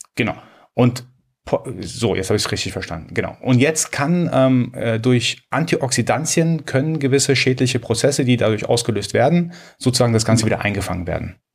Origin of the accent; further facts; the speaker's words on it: Iran; Ich als Iraner, äh, als Perser muss natürlich, also mir ist es in die Wiege gelegt worden, schon von klein auf schwarzen Tee zu trinken.